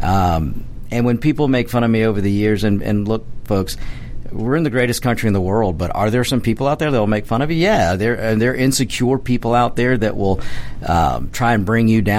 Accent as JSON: {"language": "English", "country": "United States", "said": "I'm an American. I'm a red-blooded American"}